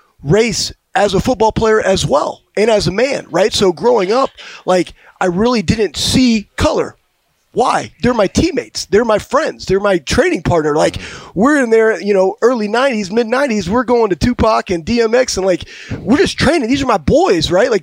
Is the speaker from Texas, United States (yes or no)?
yes; Texas, United States; moved away; where I grew up in Texas